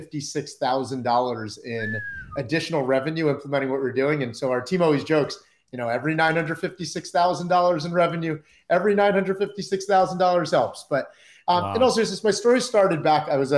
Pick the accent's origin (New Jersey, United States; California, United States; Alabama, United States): New Jersey, United States; I grew up in New Jersey, like right outside of New York, listening to Z100.